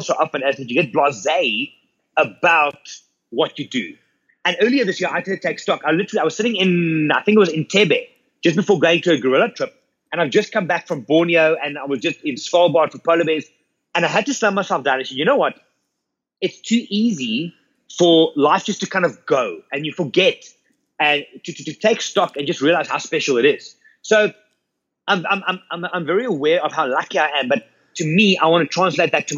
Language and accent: English; South Africa; We come from South Africa